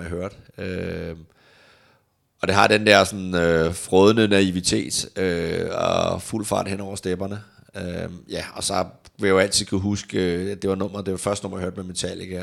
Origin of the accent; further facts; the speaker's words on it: Denmark; hjemme i Danmark